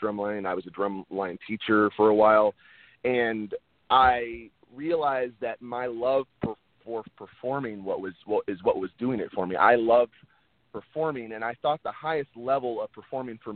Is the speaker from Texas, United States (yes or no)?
yes; Texas, United States; moved away as an adult; now in Los Angeles, United States; I was born and raised in Texas, and I lived there about 22, 23 years of my life before moving